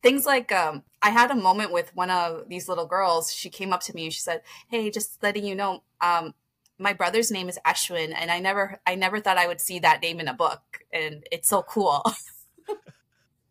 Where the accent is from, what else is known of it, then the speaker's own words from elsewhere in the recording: Toronto, Ontario, Canada; I grew up in Scarborough